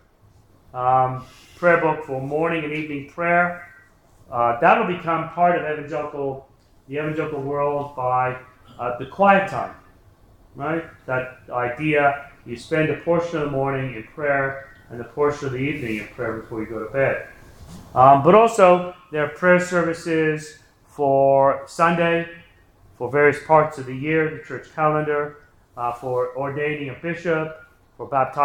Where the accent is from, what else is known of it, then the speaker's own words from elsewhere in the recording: England, United Kingdom; growing up in England